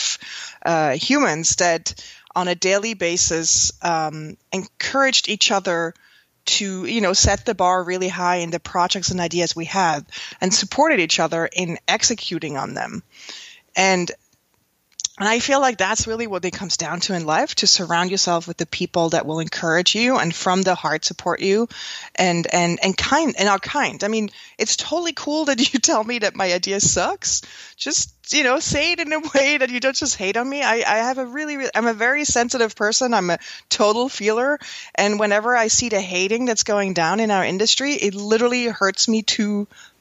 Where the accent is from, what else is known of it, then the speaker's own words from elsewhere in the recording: Switzerland; moved away as an adult; now in New York, United States; I grew up in Switzerland on the Swiss countryside